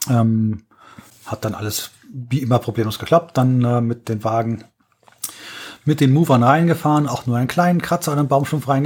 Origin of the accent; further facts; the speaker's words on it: Berlin, Germany; Da muss okay. ich als Berliner von träumen.